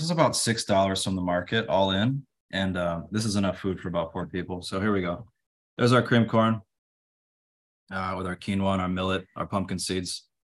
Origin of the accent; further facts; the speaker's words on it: San Diego, California, United States; also born or lived in Denver; I grew up in San Diego.